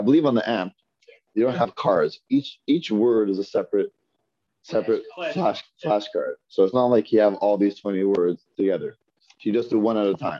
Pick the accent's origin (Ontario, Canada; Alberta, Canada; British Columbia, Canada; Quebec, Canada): Ontario, Canada; Toronto; moved away; also born or lived in New York / Brooklyn; I'm from the Northeast, I'm from Toronto.